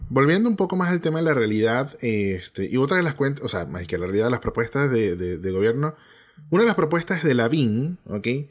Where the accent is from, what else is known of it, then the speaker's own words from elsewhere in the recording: Venezuela; now in Chile; nosotros como venezolanos